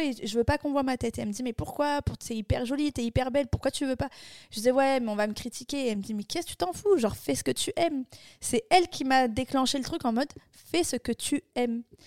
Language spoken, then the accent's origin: French; Bordeaux, Nouvelle-Aquitaine, France; moved away as an adult; also born or lived in Barcelona; je viens de Bordeaux